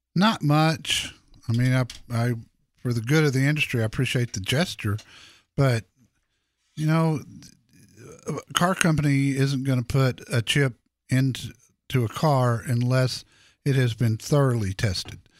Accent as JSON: {"language": "English", "town": "Dallas", "region": "Texas", "country": "United States", "tie": "born or raised there", "said": "here in my hometown, Dallas Fort Worth"}